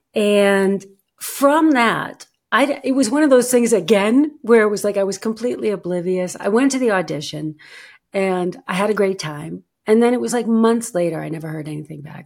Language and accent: English; United States; moved away as an adult; now in Germany; I am an American actress living and working in Germany